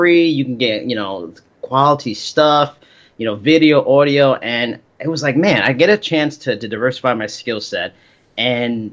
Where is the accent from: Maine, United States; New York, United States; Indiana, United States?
New York, United States; I'm from New York, born and raised.